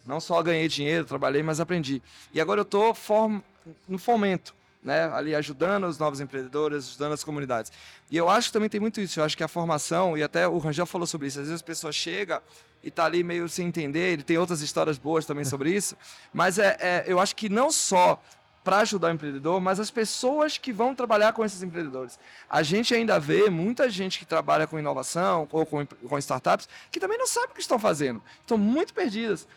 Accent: Salvador, Bahia, Brazil; eu também sou do Nordeste, sou, sou de Salvador

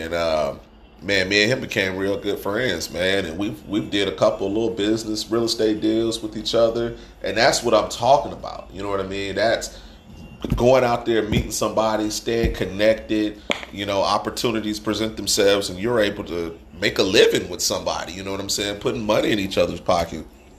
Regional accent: Georgia, United States; I grew up in Georgia

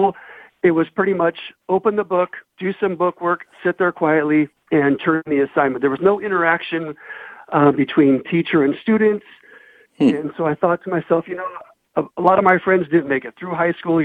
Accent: South Gate, California, United States; born or raised there

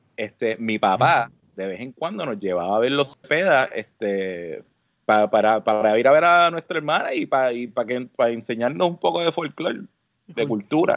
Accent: San Juan, Puerto Rico; moved away as an adult; also born or lived in Carolina, Puerto Rico / Trujillo Alto, Puerto Rico; now in United States; yo me crié en, Río Piedra, este, entre Río Piedra y Carolina

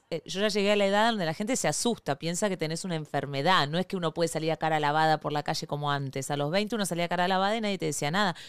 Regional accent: Argentina; born or raised there; moved away as an adult; now in Venezuela

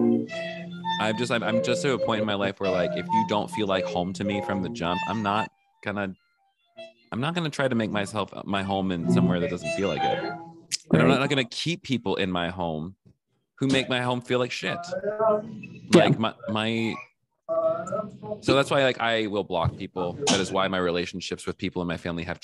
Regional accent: the South, United States; I grew up in the South

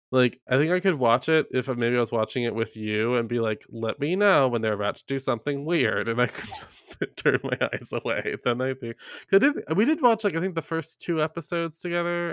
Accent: the South, United States; I'm from the South

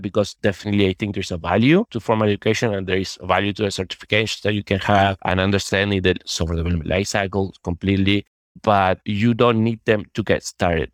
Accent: Uruguay; now in Madrid, Spain; I'm originally from Uruguay, although I'm right now living in Spain, in Madrid.

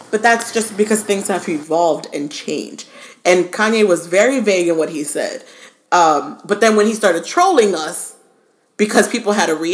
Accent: Parkland, Florida, United States; also born or lived in Miami; That is my hometown.

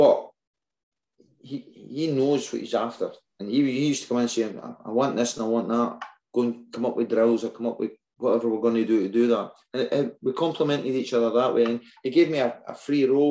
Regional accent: Whitburn, Scotland, United Kingdom; I'm a Whitburn boy. I'm from Whitburn

